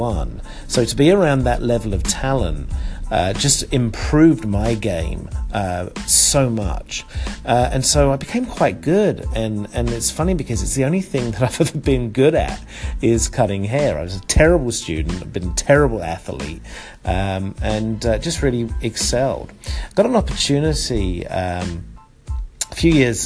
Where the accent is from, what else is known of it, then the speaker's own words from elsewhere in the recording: London, United Kingdom; moved away as an adult; also born or lived in Connecticut; now in United States; growing up in Southeast London